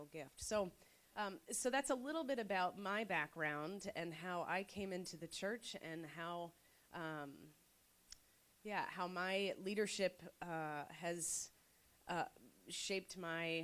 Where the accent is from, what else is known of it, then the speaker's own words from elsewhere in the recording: North Carolina, United States; I'm from North Carolina